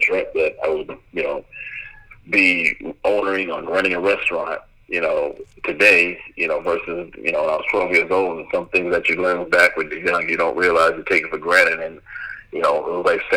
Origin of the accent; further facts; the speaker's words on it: Bay Shore, New York, United States; now in Tennessee, United States; I grew up in Long Island, Bayshore, Long Island